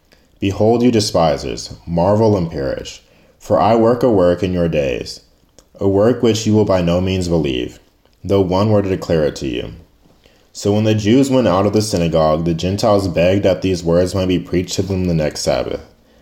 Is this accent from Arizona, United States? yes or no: yes; Scottsdale, Arizona, United States; I'm a sophomore from Scottsdale, Arizona.